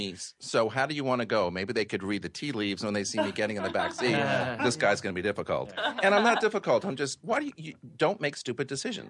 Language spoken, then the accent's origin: English; New York City, New York, United States; But you know, being a New Yorker, it's because I like to be here way before 8 o'clock